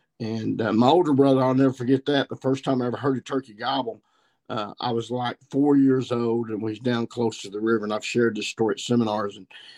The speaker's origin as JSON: {"language": "English", "region": "Missouri", "country": "United States", "said": "I shot two mature gobblers here in my home state of Missouri"}